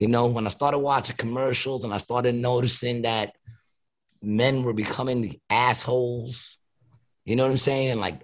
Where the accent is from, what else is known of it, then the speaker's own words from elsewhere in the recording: New York City, New York, United States; I was born in Astoria.